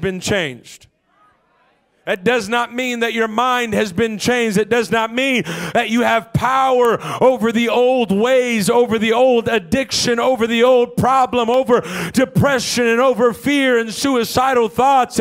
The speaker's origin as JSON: {"language": "English", "town": "Los Angeles", "region": "California", "country": "United States", "said": "I'm from L.A."}